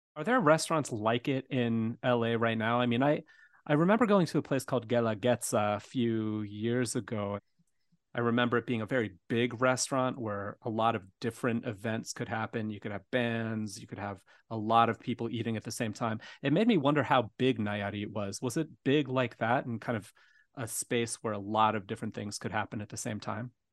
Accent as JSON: {"language": "English", "town": "Tucson", "region": "Arizona", "country": "United States", "tie": "born or raised there", "moved": "yes", "lives_now": "Chicago, United States", "said": "growing up in Tucson"}